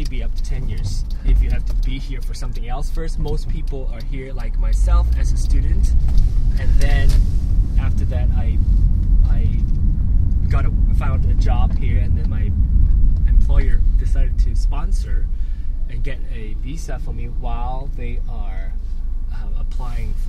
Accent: Malaysia; now in United States; I'm from Malaysia.

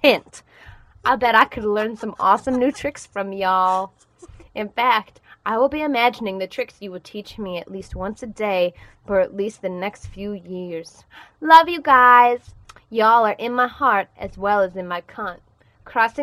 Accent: Madison, Wisconsin, United States; moved away as an adult; Madison, Wisconsin

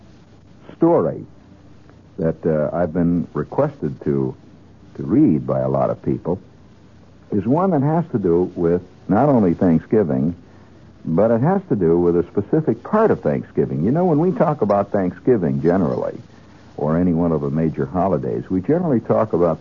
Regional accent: Indiana, United States; when I was a kid, and I grew up in Indiana

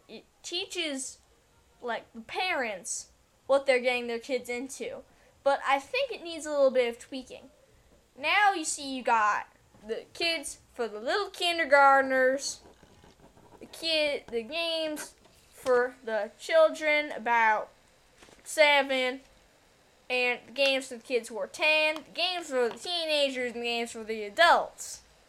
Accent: Texas, United States; Southern Texas, around the area where they filmed Texas Chainsaw Massacre.

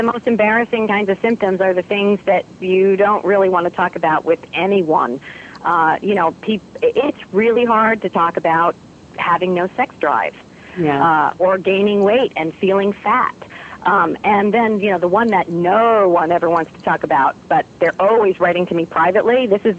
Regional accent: New York, United States; accent: New York; So I had to work very hard to lose my New York accent.

